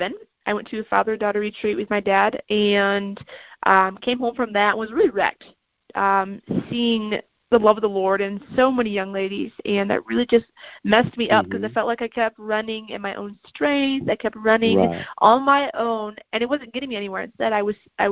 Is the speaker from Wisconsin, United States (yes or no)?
no; Lansing, Michigan, United States; I was adopted from the Greater Lansing area